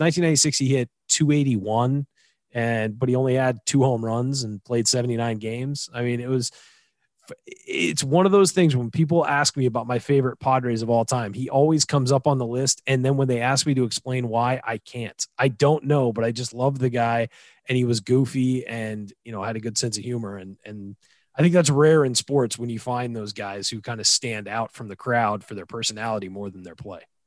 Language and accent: English; Southern California, United States; Me coming out of Southern California